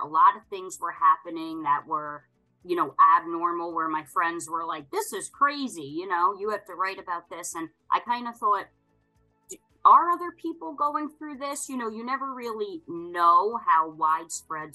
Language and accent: English; Long Island, New York, United States; now in upstate New York, United States; born and raised on Long Island. I currently live in upstate New York